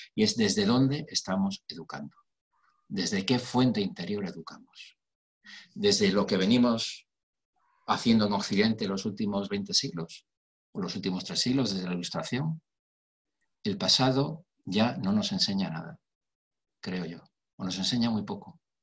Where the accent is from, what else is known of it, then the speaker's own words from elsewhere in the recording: Spain; mi país, en España